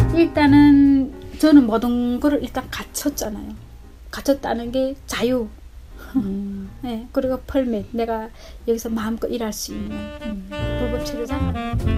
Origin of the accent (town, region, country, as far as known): North Korea; also born or lived in South Korea; now in Chicago, United States